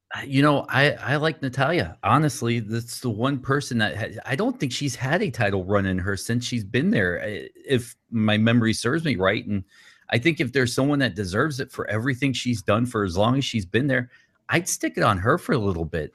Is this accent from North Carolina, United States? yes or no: no; Atlanta, Georgia, United States; I grew up in Atlanta